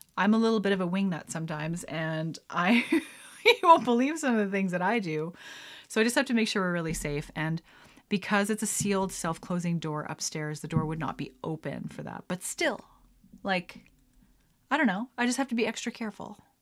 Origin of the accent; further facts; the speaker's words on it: Lethbridge, Alberta, Canada; also born or lived in Calgary; growing up in Lethbridge, November can be anywhere from beautiful and sunny to terrible